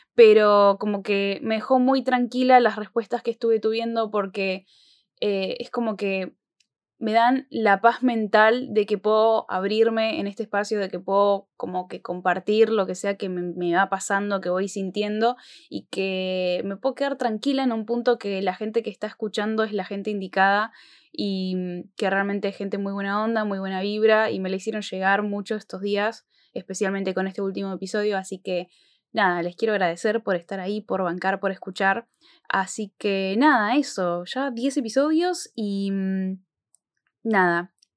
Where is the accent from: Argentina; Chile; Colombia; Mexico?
Argentina; en nuestro país, acá en Argentina